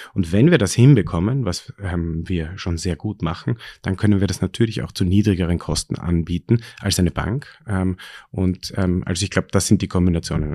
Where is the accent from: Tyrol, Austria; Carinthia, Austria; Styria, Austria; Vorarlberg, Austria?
Styria, Austria; now in Vienna, Austria; ich bin ähm, in der Steiermark aufgewachsen